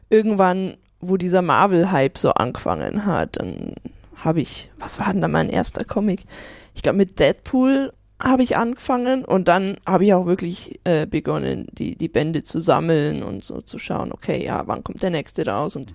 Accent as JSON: {"language": "German", "town": "Marktredwitz", "region": "Bavaria", "country": "Germany", "said": "Ich komme äh, aus Oberfranken, aus Marktredwitz stamme ich ursprünglich alles klar."}